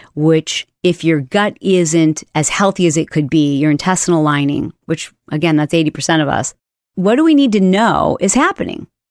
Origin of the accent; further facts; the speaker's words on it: Michigan, United States; I grew up in Michigan